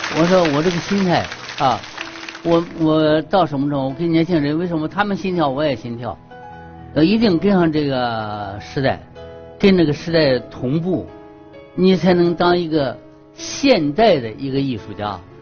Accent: China; 国家培养我，我在这个土地上长大的

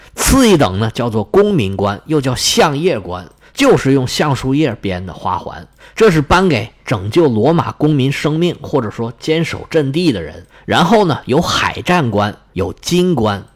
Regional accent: China; 拿我们中国人的话说

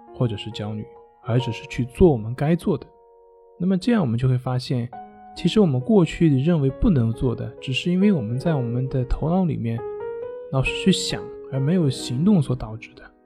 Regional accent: China; 也就是我们中国人加工的

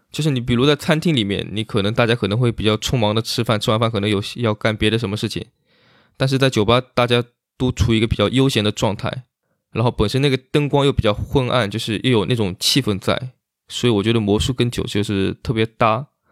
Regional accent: Zhuji, Zhejiang, China; moved away; 浙江绍兴，浙江绍兴诸暨，然后下面有个村庄叫十二都村

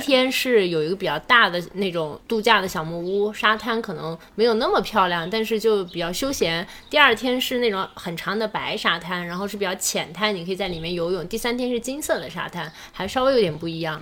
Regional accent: Hunan, China; 我们是作为湖南人

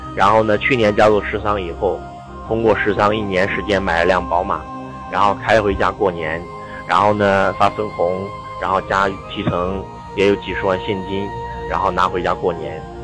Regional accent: northern China, China; 家里面跟周老师一样是北方的？我们在北方的这个家里面都有一个，就是。呃，堂屋啊，我们的这个正屋呢

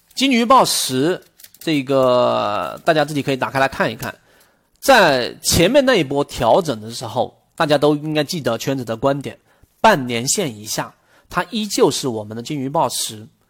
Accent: China; 我们中国人永远都不会做口香糖这么个东西

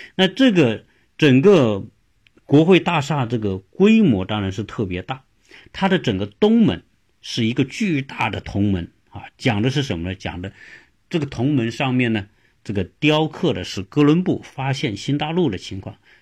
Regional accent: China; 我们中国人如果规划，他一定是坐北朝南啊

